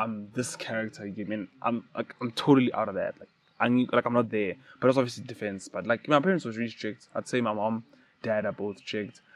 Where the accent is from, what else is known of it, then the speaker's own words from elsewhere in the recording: Mahikeng, North West, South Africa; when I was young, I grew up in Mafikeng, um, the northwest